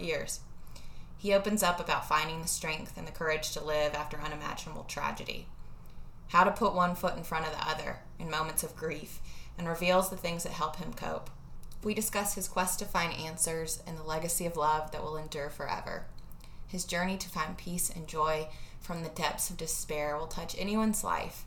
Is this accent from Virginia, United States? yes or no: no; Tuscaloosa, Alabama, United States; moved away as an adult; I am back in Tuscaloosa today. I drove back last night to my hometown where I grew up